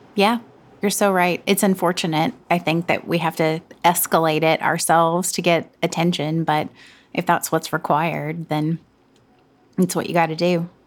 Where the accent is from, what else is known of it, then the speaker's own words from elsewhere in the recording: the South, Southern United States, United States; accent: Southern; now in New York City, United States; I definitely use my Southern accent